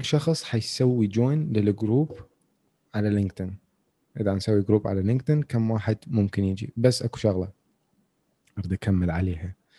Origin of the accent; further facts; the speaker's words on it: Iraq; عندنا بالعراق